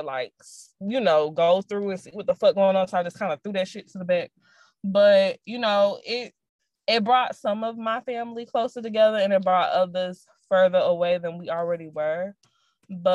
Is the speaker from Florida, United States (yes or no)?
yes; Jacksonville, Florida, United States; I never wanted to come back to fucking Jacksonville and stay good. Like, it just wasn't in my plan. Nothing against my hometown